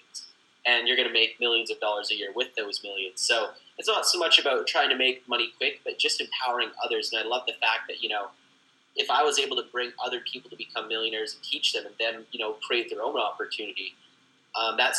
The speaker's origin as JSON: {"language": "English", "country": "Canada", "said": "I'm from Canada"}